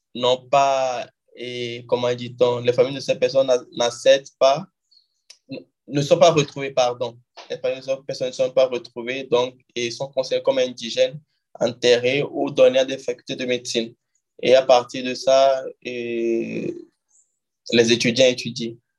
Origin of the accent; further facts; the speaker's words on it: Lomé, Maritime, Togo; moved away as an adult; also born or lived in Guinea; now in Rio de Janeiro, Brazil; je suis togolais d'origine et je suis né au Togo à Lomé.